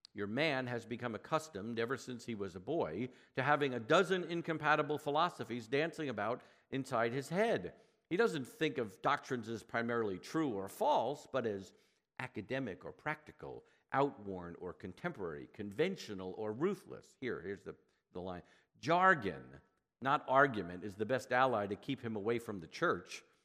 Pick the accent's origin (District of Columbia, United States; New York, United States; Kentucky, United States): New York, United States; I'm from New York and I'm Jewish.